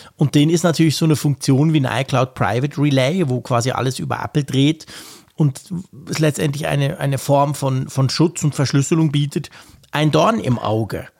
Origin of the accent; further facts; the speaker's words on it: Switzerland; ich als Schweizer